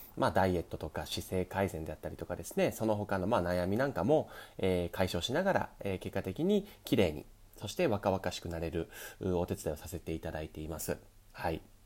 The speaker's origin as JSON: {"language": "Japanese", "area": "Kyushu", "region": "Miyazaki", "country": "Japan", "tie": "born or raised there", "moved": "as an adult", "lives_now": "Tokyo, Japan", "said": "僕、生まれは九州なんですね。宮崎で生まれて、で、そこから、えー、小学校六年生から野球を始めました。で、高校になって"}